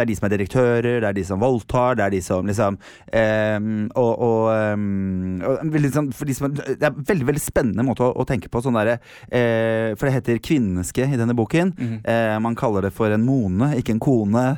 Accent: Norway; jeg er fra Norge, I'm from Norway

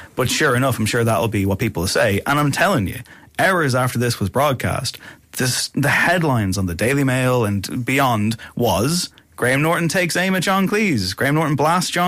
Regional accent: Ireland; as an Irish person

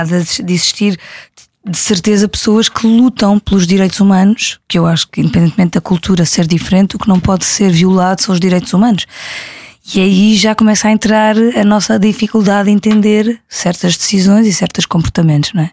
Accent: Algarve, Portugal; vi muitas vezes em criança no Algarve

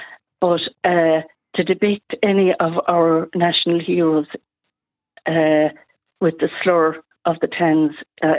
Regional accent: Ennis, Munster, Ireland; I'm from Ennis, and we have some fabulous street art here.

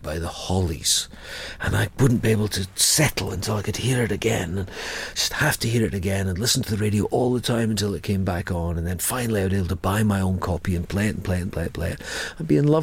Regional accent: Edinburgh, Scotland, United Kingdom; also born or lived in Ayr, Scotland; I was born in Edinburgh, I lived there till I was 12, then my mum changed job. I lived with my mum and we moved to Ayr

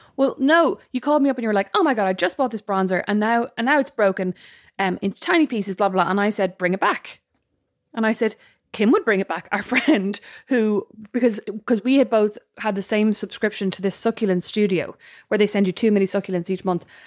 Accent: Ireland; we're Irish

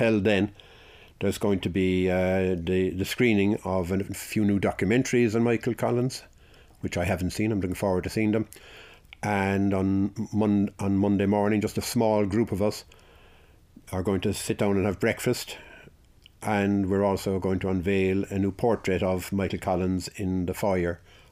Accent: Ireland; If we go as Irish people

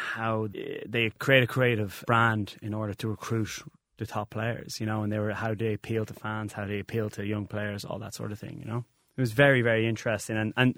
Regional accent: Ireland; as we Irish people probably have a problem of going, well, okay, we're good and let's make it better.

